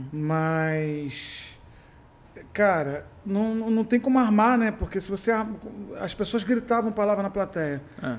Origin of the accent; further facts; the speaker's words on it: Macaé, Rio de Janeiro, Brazil; moved away as an adult; also born or lived in Niterói / São Paulo / Alphaville; now in Macaé, Brazil; eu sou de interior, mas fui criado, meio que criado em Macaé